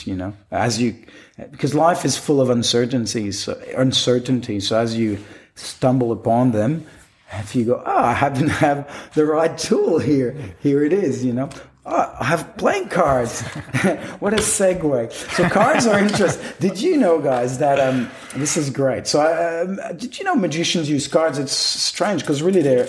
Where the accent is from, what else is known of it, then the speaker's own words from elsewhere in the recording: Quebec, Canada; first language French; English is a second language; moved away as an adult; also born or lived in Western Australia; I grew up in Quebec, a part of Canada, which, especially in Quebec City, it's only French pretty much. So French was my first language